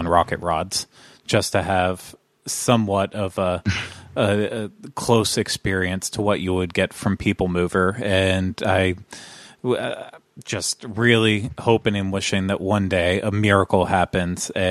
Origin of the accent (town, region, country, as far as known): United States; born or raised there